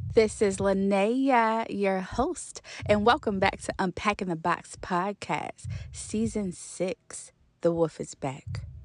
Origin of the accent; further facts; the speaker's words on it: Baltimore, Maryland, United States; I actually grew up in Baltimore City. I'm still in Maryland